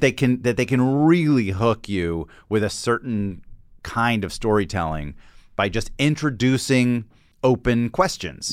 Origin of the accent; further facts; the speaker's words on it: Atlanta, Georgia, United States; I grew up in Atlanta